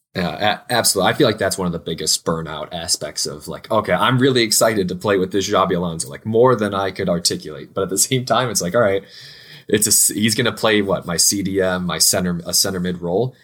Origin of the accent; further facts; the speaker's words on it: United States; two American homies